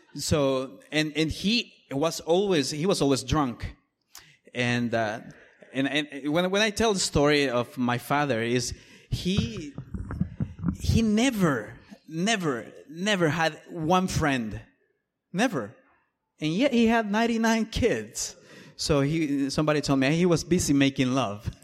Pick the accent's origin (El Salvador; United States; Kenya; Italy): El Salvador; moved away; I am from El Salvador originally